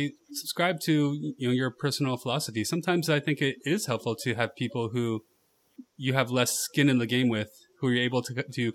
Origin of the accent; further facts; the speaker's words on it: California, United States; I'm from California